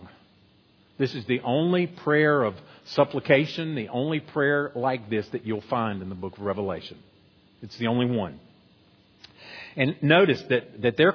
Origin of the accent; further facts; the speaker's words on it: United States; as American Christians